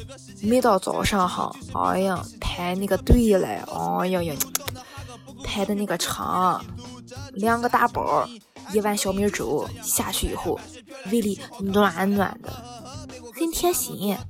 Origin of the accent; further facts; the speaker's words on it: Qingdao, Shandong, China; 一个地道青岛小妹儿。那么今天哈，我就跟恁絮叨絮叨青岛方言。首先啊，我相信大家肯定对我们青岛话不陌生。